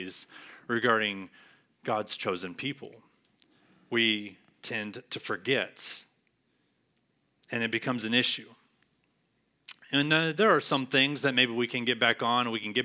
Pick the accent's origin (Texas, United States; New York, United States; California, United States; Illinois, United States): Texas, United States; San Angelo; moved away as an adult; now in Arlington, United States; I moved here to Arlington last year, just before summer, from San Angelo, 4 hours away, San Angelo campus, my hometown, where I've been all my life pretty much